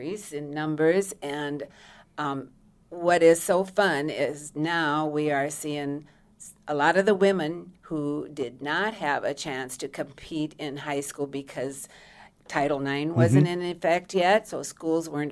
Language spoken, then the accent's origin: English; Redfield, South Dakota, United States; My hometown is Redfield, South Dakota.